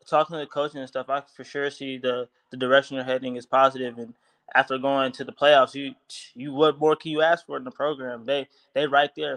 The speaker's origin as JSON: {"language": "English", "region": "California", "country": "United States", "also_born_or_lived": "Oregon", "moved": "as an adult", "said": "I'm from California"}